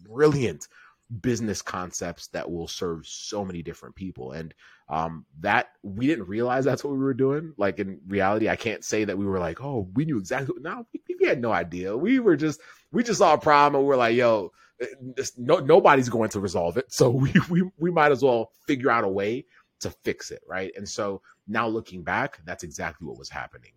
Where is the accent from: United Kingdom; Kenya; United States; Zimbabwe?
Kenya; I'm from East Africa. I was born in Kenya